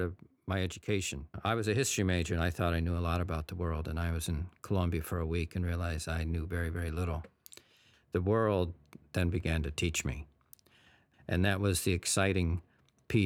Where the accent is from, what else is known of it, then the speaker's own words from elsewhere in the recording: upstate New York, United States; moved away; growing up, everybody milked cows. It was a little farm community in upstate New